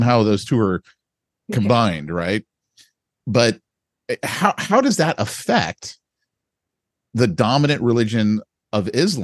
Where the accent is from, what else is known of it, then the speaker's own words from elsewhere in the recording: United States; as an American